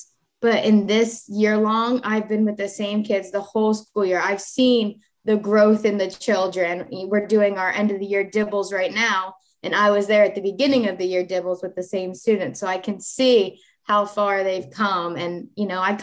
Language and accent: English; Sussex County, Delaware, United States; I'm Sussex County born and raised, and I love it here